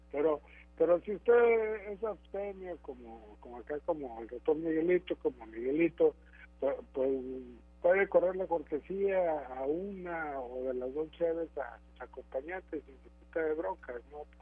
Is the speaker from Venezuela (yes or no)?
no; Mexico; Yo creo que los únicos que pueden responderle pues, son, somos los mexicanos